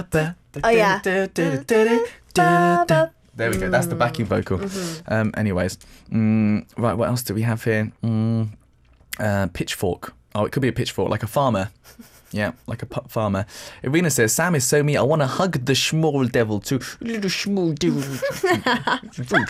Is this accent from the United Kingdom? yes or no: yes; United Kingdom; I'm British